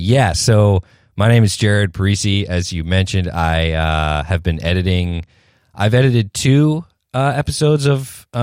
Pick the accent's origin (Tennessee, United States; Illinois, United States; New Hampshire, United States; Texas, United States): New Hampshire, United States; I am from New Hampshire, which is, as I had mentioned earlier to you guys, it's about 40 minutes outside of Boston. So that is where I'm based, in New England, not Old England.